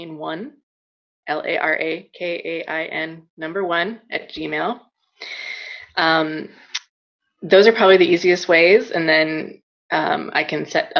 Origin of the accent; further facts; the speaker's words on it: Wisconsin, United States; now in California, United States; I grew up in Wisconsin